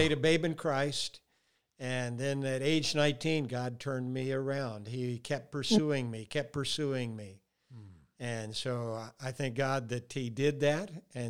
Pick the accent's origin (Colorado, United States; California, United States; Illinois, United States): Colorado, United States; also born or lived in Amarillo, Texas; Well, I grew up in a home of poverty. I was born in Amarillo, Texas, and then we moved to Colorado second grade. And that's where I came to know Christ at 10 and a half years of age.